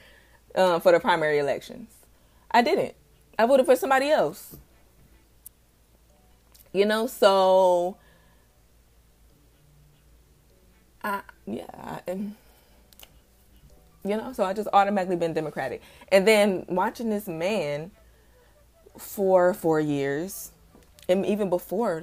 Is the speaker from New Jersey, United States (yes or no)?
no; Detroit, Michigan, United States; I'm coming from Detroit, Michigan, where we had a bright young mayor, you know, Kwame Kilpatrick